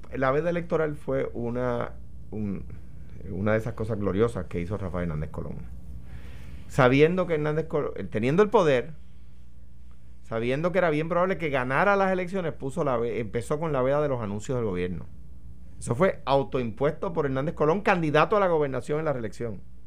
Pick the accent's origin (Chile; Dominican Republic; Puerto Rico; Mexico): Puerto Rico; me hago como puertorriqueño